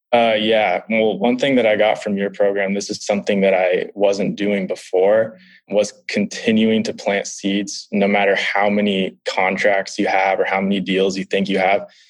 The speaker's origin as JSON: {"language": "English", "town": "San Diego", "region": "California", "country": "United States", "said": "I'm from San Diego, California, so a couple hours from where you are"}